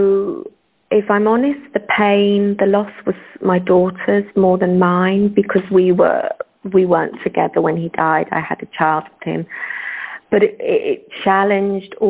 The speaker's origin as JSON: {"language": "English", "country": "United Kingdom", "tie": "born or raised there", "also_born_or_lived": "Ireland (ancestry)", "moved": "as an adult", "lives_now": "South Goa, India", "said": "I was raised in suburbia outside London"}